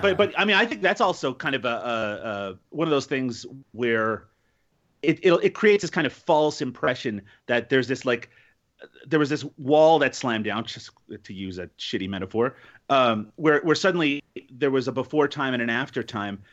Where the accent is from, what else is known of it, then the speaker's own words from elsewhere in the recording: Canada; I'm Canadian